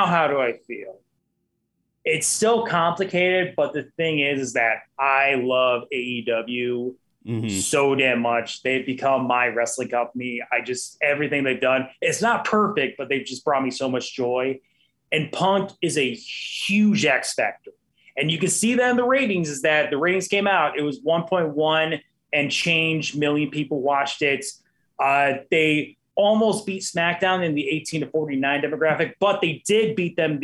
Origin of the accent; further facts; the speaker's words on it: Naperville, Illinois, United States; I'm actually from Naperville, which is a Chicago suburb